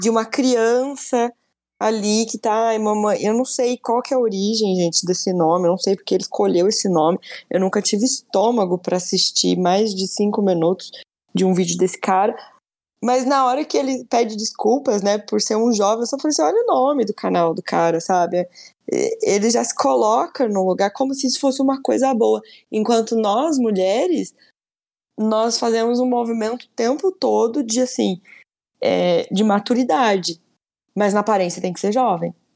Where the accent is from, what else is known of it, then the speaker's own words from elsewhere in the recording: Brazil; Somos brasileiros